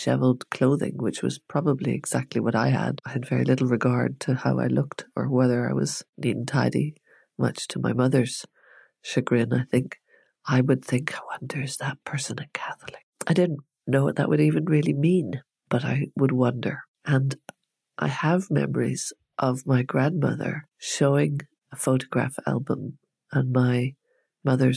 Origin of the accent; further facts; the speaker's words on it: Northern Ireland, United Kingdom; we, as we were children, were being taught British history from the point of view of England. And what we learned about were kings and queens. And we didn't learn anything about Irish history at all in the North